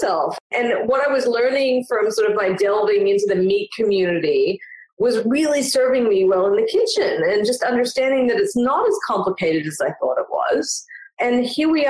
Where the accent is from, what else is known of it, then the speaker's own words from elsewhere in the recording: Melbourne, Victoria, Australia; I'm originally from Melbourne, Australia